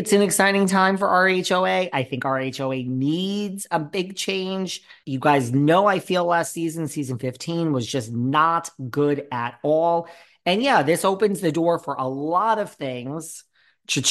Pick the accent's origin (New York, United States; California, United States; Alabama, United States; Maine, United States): New York, United States; I'm a New Yorker tried and true.